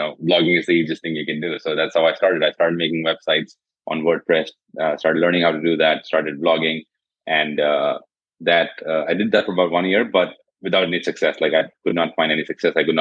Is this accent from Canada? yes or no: no; India; also born or lived in Jodhpur, Rajasthan; I'm from India. I'm based in a city called Jodhpur in India